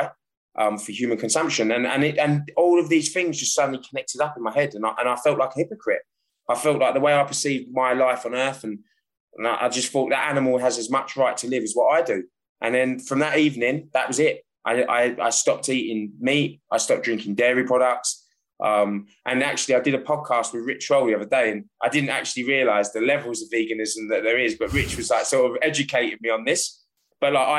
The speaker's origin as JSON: {"language": "English", "region": "London", "country": "United Kingdom", "tie": "born or raised there", "moved": "as an adult", "lives_now": "France", "said": "So as a child, I grew up in London."}